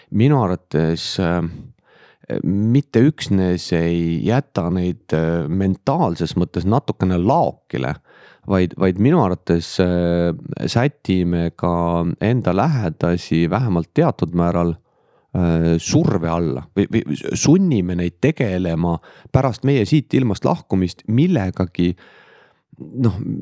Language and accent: Estonian; Lääne-Viru County, Estonia; moved away as an adult; now in Tallinn, Estonia; tulen äh, algselt Lääne-Virumaalt, nüüd siis töö tõttu Tallinnast juba üle kahekümne viie aasta